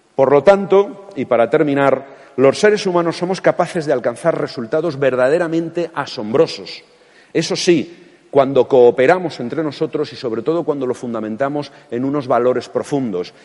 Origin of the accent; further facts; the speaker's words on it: Castilla-La Mancha, Spain; como manchego